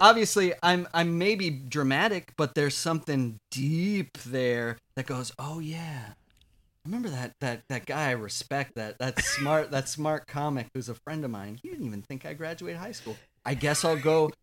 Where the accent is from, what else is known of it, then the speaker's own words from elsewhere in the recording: Watertown, South Dakota, United States; moved away as an adult; also born or lived in Minneapolis, Minnesota; now in New York, United States; I'm from South Dakota